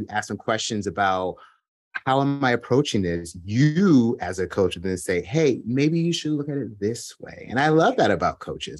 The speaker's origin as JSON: {"language": "English", "region": "New Jersey", "country": "United States", "said": "I'm from New Jersey"}